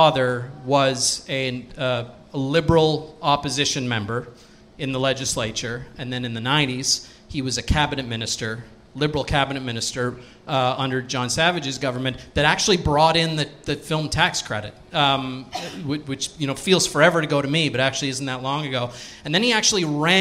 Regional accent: Cape Breton Island, Nova Scotia, Canada; I grew up in Cape Breton Island

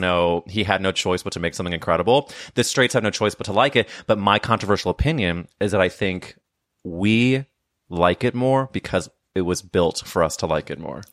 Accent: St. Louis, Missouri, United States; I'm from Saint Louis

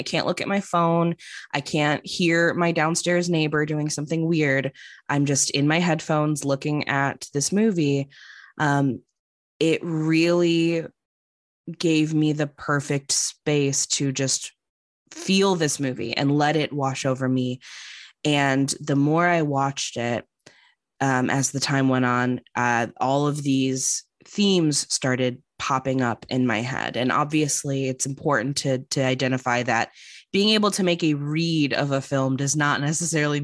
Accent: Chicago, Illinois, United States; now in Los Angeles, United States; I'm living in Los Angeles now, I was going to go back to Chicago, where I'm originally from

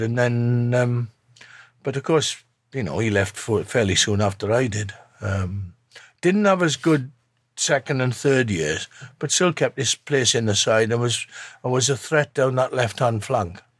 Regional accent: Shropshire, West Midlands, United Kingdom; moved away; I'm from Shropshire

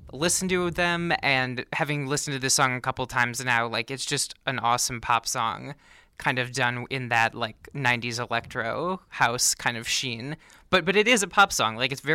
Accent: Minnesota, United States; but I'm originally from Minnesota

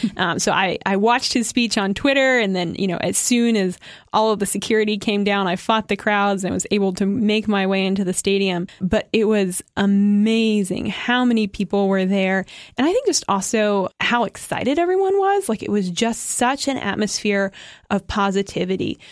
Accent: United States; as an American

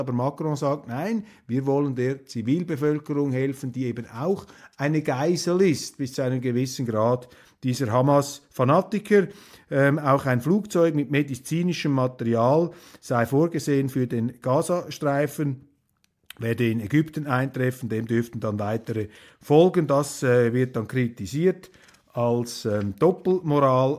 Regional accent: Switzerland; als Schweizer

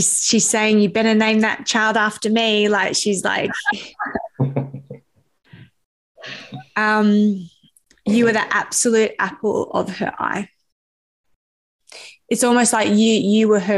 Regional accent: Sydney, New South Wales, Australia; I grew up in the northwest, the hills

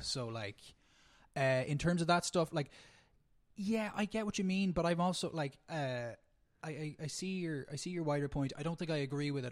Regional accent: Ireland; as Irish people in particular, uh, we don't do a lot of the, like, the celebrity hounding

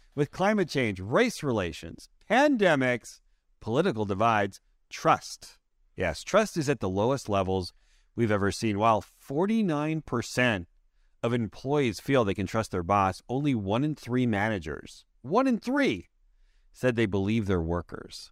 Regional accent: Canada; I'm a Canadian.

